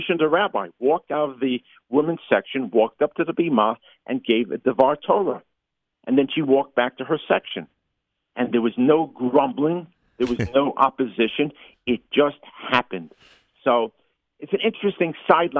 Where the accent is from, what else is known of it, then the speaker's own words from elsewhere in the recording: New York City, New York, United States; I grew up in Parkchester